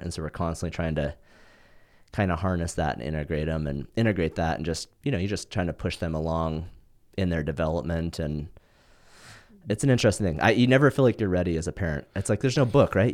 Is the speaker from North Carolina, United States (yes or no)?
no; Montana, United States; now in Southern California, United States; the stuff I grew up in Montana doing, nobody does that in California.